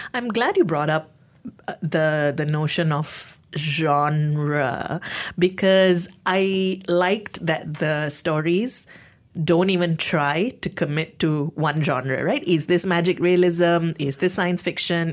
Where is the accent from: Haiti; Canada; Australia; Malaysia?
Malaysia; as a Malaysian, as someone who, um, has some of these lived experiences